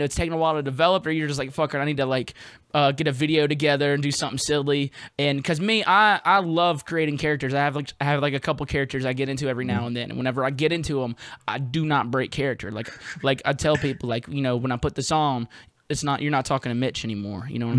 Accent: Jackson, Mississippi, United States; now in New Orleans, United States; Jackson, Mississippi. I live in Louisiana now. I live in New Orleans.

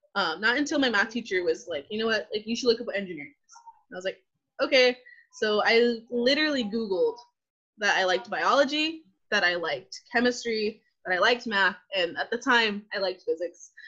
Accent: Selma, California, United States; moved away as an adult; also born or lived in Fresno, California; now in San Diego, United States; I was born and raised in the Central Valley. So I was born in Fresno, but was raised in Selma, California, my entire life

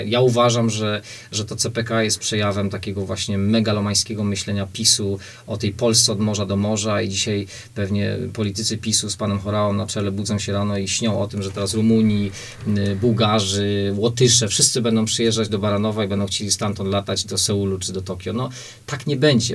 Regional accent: Łódź Voivodeship, Poland; u nas w Łódzkiem

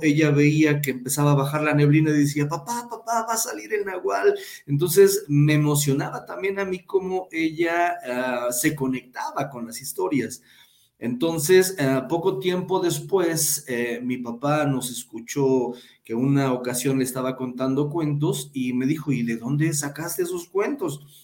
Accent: Huayacocotla, Veracruz, Mexico; now in Pachuca, Mexico; soy de un lugar llamado Guayacocotla, Veracruz, en el cual es sierra

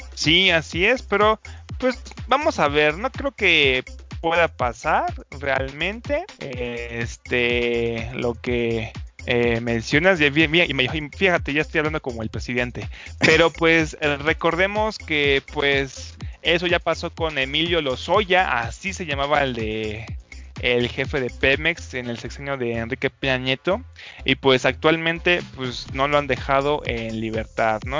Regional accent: Mexico; Nosotros como mexicanos

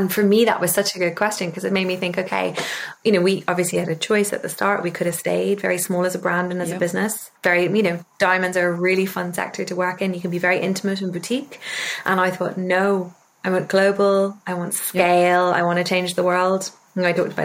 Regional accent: Ireland; also born or lived in London, United Kingdom; My dad is English, so I grew up half in London, half in the UK in London and half in Ireland

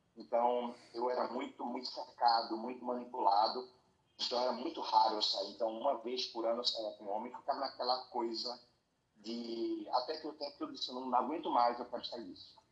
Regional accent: Recife, Pernambuco, Brazil; sou aqui de Recife

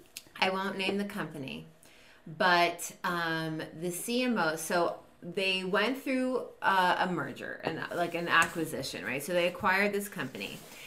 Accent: Toronto, Ontario, Canada; I'm from Toronto.

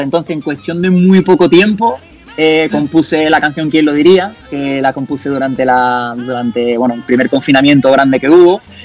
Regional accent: Seville, Andalusia, Spain

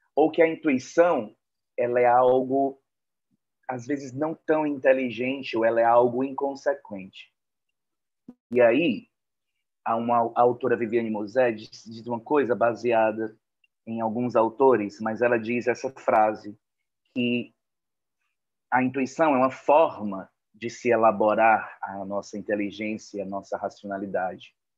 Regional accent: Fortaleza, Ceará, Brazil; aqui em Fortaleza, de onde eu falo, de onde eu sou de onde, e onde eu moro

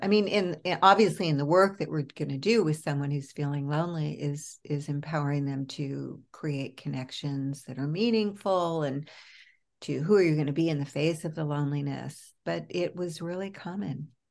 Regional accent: New York, United States; moved away as an adult; also born or lived in California / Los Angeles; now in Berkeley, United States; I'm a New Yorker

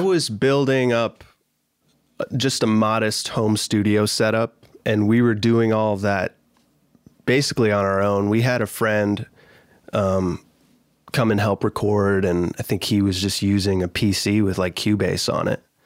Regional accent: Michigan, United States; moved away as an adult; also born or lived in Danville, Pennsylvania; now in Nashville, United States; my family moved to Michigan when I was, like, nine or ten

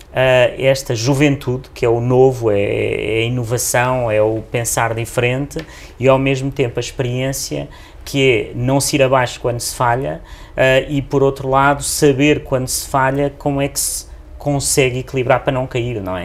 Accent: Beja, Alentejo, Portugal; now in Lisbon, Portugal; eu nasci em Beja nos anos 70

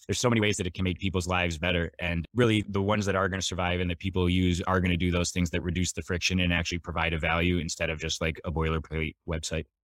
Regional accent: Michigan, United States; moved away as an adult; now in San Diego, United States; I grew up in Michigan and always wanted to live somewhere warm, so I moved to San Diego as soon as possible after graduation

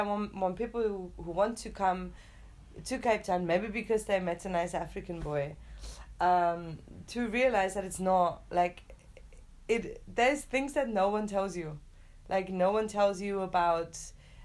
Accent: Munich, Bavaria, Germany; moved away; I'm from Munich.

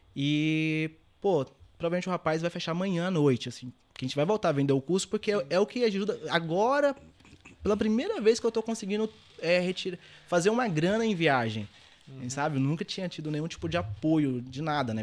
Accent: Governador Valadares, Minas Gerais, Brazil; moved away as an adult; also born or lived in Belo Horizonte / Serra da Estrela, Portugal / Scotland; eu nasci em Belo Horizonte, na capital, fui para Valadares e cresci lá trabalhava, estudava, tudo aquilo

